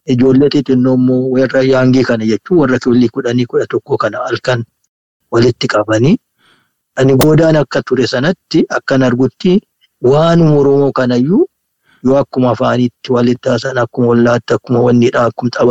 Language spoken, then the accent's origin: Oromo; Ambo, Oromia, Ethiopia; Amboottan dhaladhe